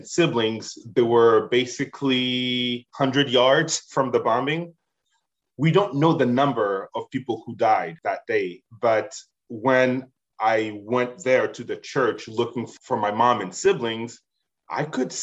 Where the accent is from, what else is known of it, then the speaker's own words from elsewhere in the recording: Gemena, Sud-Ubangi, DR Congo; now in Chicago, United States; my hometown in Gemena